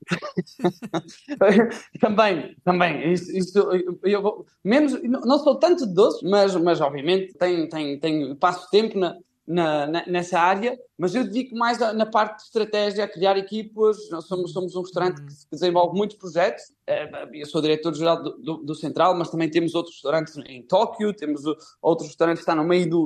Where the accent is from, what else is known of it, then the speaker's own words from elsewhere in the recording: Guimarães, Norte, Portugal; moved away as an adult; also born or lived in Spain; now in Lima, Peru; sou de Guimarães, sou de um sítio, sou do Minho, sou de um sítio onde se come muito bem.